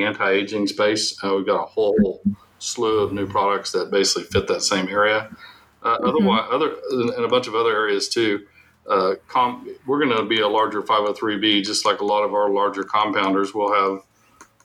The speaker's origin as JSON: {"language": "English", "region": "Oklahoma", "country": "United States", "tie": "born or raised there", "also_born_or_lived": "Texas", "said": "I'm an Oklahoma native. I was born in Texas"}